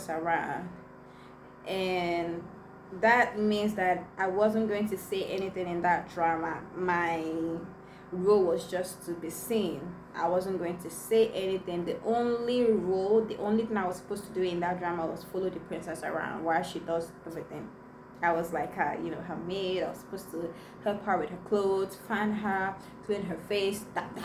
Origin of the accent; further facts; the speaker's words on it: Igbo village, Igboland, Nigeria; first language Igbo; English is a second language; I was just coming out from the village and my first language was Igbo